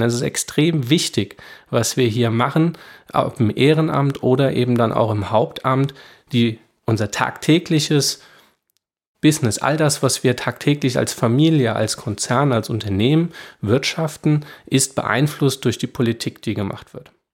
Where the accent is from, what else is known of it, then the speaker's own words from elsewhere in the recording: Rheingau, Hesse, Germany; ich bin hier groß geworden, das ist meine Heimat